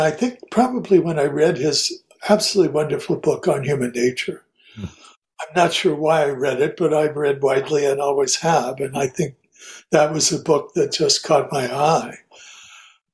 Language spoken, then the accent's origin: English; Kansas City, Missouri, United States; I was living my birth town, Kansas City, Missouri at the time.